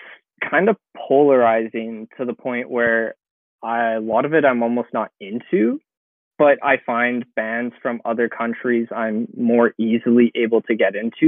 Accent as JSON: {"language": "English", "country": "Canada", "said": "being a Canadian."}